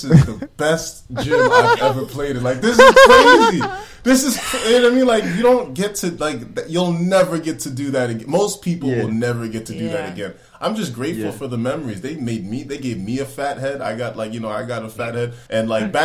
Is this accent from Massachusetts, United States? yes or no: yes; Boston, Massachusetts, United States; I was born in Boston. The connection, I mean, it's strong as hell. Like you grow up in a Nigerian household